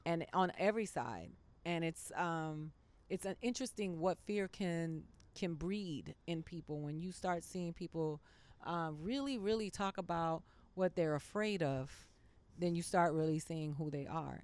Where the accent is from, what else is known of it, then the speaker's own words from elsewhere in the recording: Miami, Florida, United States; Miami. I grew up in Miami